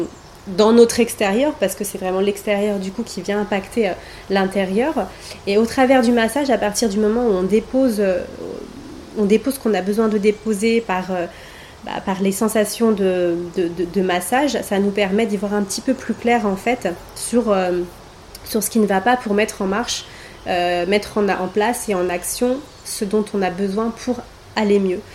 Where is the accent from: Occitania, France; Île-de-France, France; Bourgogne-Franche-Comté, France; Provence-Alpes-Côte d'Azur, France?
Île-de-France, France; Paris; moved away as an adult; now in Côte d'Azur, France; j'ai passé 36 ans de ma vie euh, sur Paris.